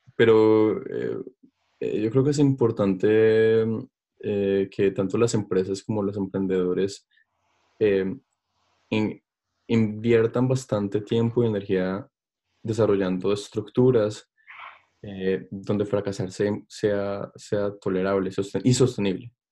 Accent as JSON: {"language": "Spanish", "country": "Colombia", "also_born_or_lived": "Stockholm, Sweden / Germany", "moved": "yes", "said": "uno como colombiano"}